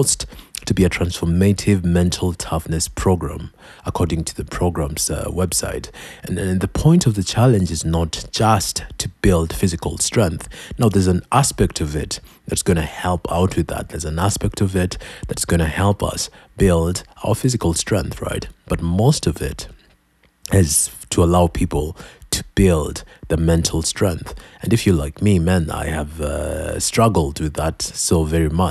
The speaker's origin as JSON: {"language": "English", "country": "Kenya", "said": "I'm Kenyan"}